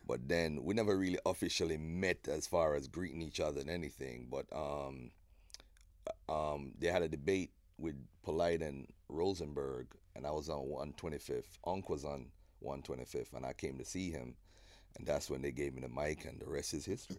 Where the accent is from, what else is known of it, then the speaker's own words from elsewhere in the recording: Jamaica; moved away as an adult; now in United States; growing up in Jamaica was fun, man. I went to Olmers Boys.